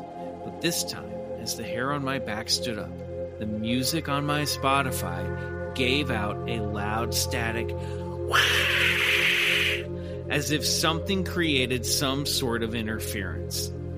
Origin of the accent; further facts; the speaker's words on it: Brazil; English is a second language; moved away as an adult; now in United States; I am originally from Brazil, and I have been living in North Carolina for the last 5 years.